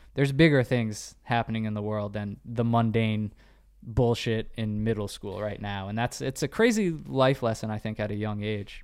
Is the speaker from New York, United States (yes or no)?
yes; New York, United States; we're both from New York